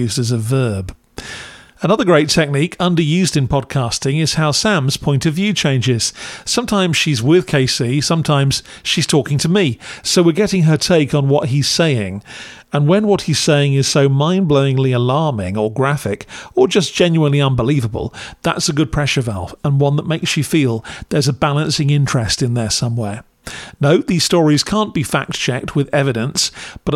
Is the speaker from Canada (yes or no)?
no; United Kingdom; As a Brit